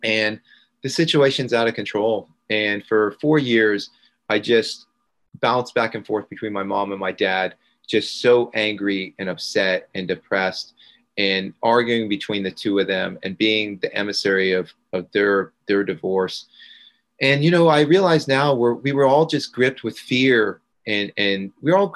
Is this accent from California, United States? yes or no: no; Gainesville, Florida, United States; I grew up in Gainesville, Florida